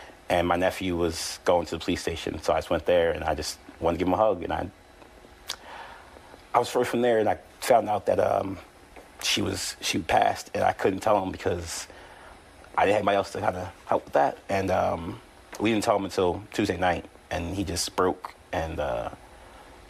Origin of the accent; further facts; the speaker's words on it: Philadelphia, Pennsylvania, United States; we're from West Philly.